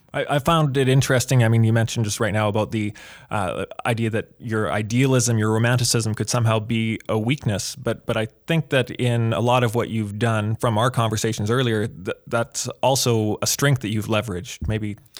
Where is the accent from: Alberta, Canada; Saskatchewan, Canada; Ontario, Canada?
Alberta, Canada; Edmonton; I am from the Edmonton area here